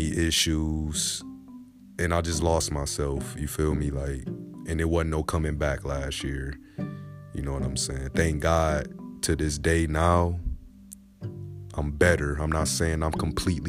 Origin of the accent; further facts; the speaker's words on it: Grand Rapids, Michigan, United States; born and raised in Grand Rapids, Michigan